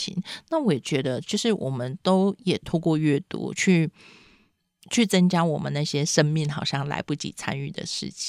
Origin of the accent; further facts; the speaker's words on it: Penghu County, Taiwan; 因为我们其实你知道，在澎湖长大，就爸妈去工作，你每天就是要跟阿公阿妈相处，阿公阿妈就会讲古给你听啊